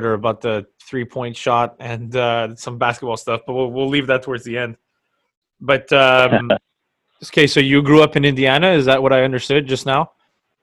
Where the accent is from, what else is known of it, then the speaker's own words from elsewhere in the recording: Quebec, Canada; we do in Quebec over here